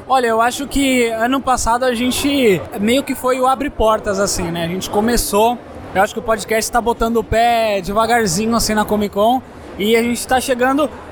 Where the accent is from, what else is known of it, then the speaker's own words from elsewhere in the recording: Sorocaba, São Paulo, Brazil; Eu sou de Sorocaba, interior de São Paulo